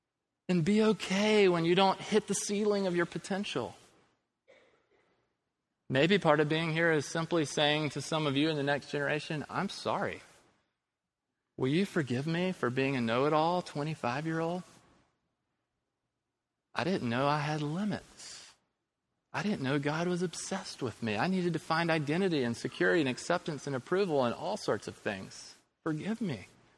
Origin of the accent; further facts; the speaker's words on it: Quebec, Canada; born there; I was born in Quebec, Canada, in a society that at the time of my birth was collectively rejecting organized religion.